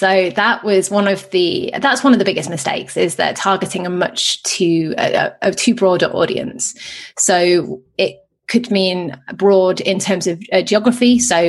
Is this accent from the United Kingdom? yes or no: yes; England, United Kingdom; I'm not from Texas, no.